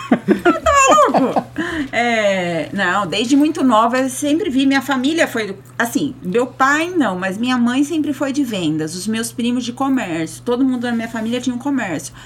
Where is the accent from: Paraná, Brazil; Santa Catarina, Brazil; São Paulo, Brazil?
São Paulo, Brazil; São José dos Campos; now in Rio Claro, Brazil; Eu sou nascida e criada em São José dos Campos, no Vale do Paraíba